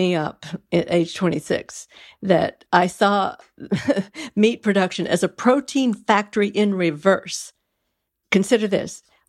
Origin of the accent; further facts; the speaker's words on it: Texas, United States; I grew up in Texas, cowtown, right?